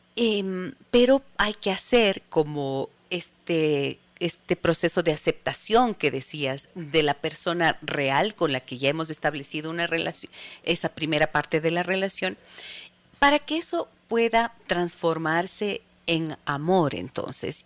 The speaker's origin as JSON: {"language": "Spanish", "town": "Ibarra", "region": "Imbabura", "country": "Ecuador", "said": "desde la ciudad de Ibarra, mi tierra."}